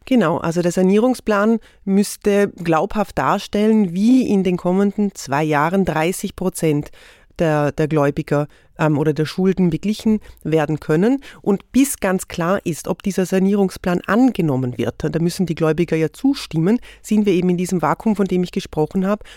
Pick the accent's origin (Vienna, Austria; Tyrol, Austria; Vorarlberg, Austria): Vorarlberg, Austria; Ich komme aus Vorarlberg.